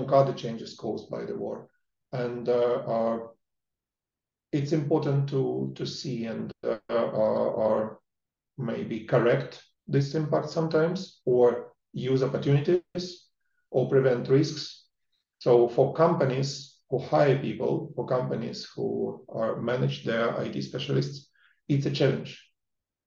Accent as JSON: {"language": "English", "country": "Russia", "moved": "yes", "lives_now": "United Kingdom", "said": "I'm originally from Russia. I've been living in the UK for many years"}